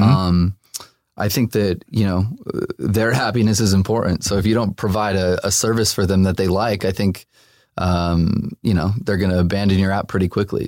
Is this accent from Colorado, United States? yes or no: no; Los Angeles, California, United States; also born or lived in Burbank; I grew up here, um, born and raised